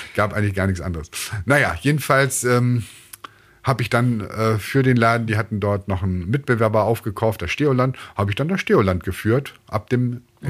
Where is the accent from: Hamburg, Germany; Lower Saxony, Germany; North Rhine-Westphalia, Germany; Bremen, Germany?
Bremen, Germany; ich bin in Bremen aufgewachsen, ich bin Bremer